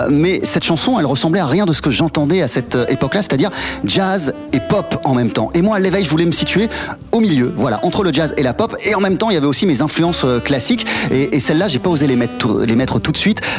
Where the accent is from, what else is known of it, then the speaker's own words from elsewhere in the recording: China; moi je suis chinoise, je suis occidentale, je viens du classique, j'aime le jazz